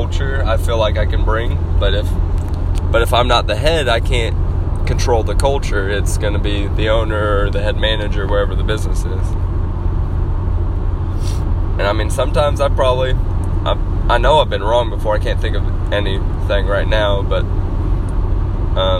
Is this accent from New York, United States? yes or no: no; Arkansas, United States